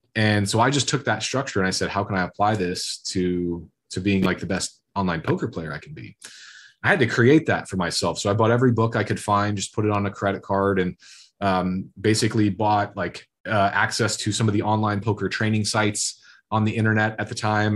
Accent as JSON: {"language": "English", "region": "Iowa", "country": "United States", "tie": "born or raised there", "said": "growing up in Iowa is very blue collar, farmer factory"}